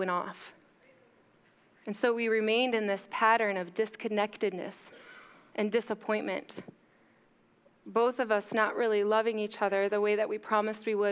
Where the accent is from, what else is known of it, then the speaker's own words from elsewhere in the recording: Mount Pleasant, Michigan, United States; moved away as an adult; also born or lived in San Diego, California; I was just graduating high school from Chippewa Hills